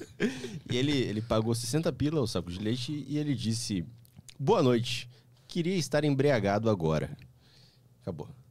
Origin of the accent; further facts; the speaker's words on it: Sorocaba, São Paulo, Brazil; moved away as an adult; now in São Paulo, Brazil; Eu sou de Sorocaba